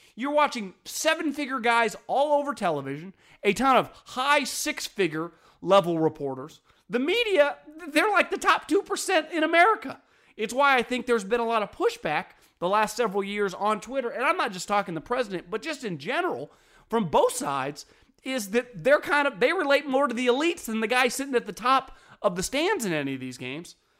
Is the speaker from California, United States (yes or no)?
yes; the Bay Area, California, United States; I'm from the Bay